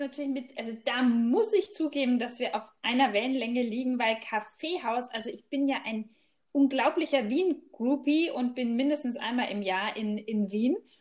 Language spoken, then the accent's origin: German; Germany; bei uns in Deutschland